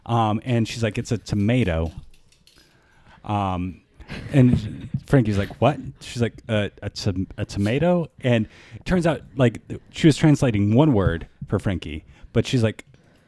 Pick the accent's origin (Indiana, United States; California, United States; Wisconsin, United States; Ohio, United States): Wisconsin, United States; And I grew up in Wisconsin.